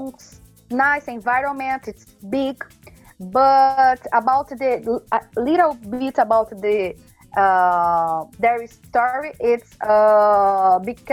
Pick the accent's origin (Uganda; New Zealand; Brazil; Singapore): Brazil; Serra, Espírito Santo; English is a second language; moved away as an adult; also born or lived in Vitória, Brazil; now in Galway, Ireland; I was born there. But always until I come to Ireland, I lived in Serra, the big city in the Espírito Santo.